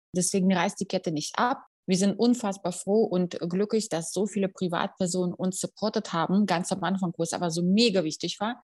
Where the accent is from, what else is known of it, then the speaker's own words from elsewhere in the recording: Russia; now in Germany; ich komme aus Russland